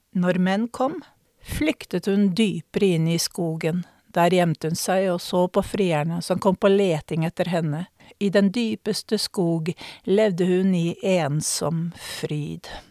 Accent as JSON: {"language": "Norwegian", "country": "Norway", "said": "jeg kom fra Norge"}